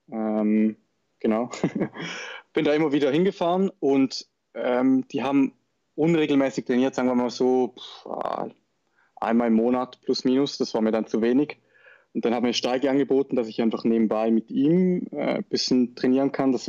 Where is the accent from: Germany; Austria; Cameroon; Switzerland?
Switzerland; Schaffhausen; Ich komme aus der Schweiz, aus Schaffhausen, also sprich aus dem Norden.